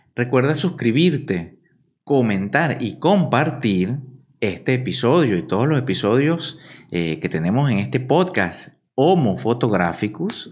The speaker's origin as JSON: {"language": "Spanish", "country": "Venezuela", "tie": "born or raised there", "also_born_or_lived": "Caracas, Venezuela", "moved": "yes"}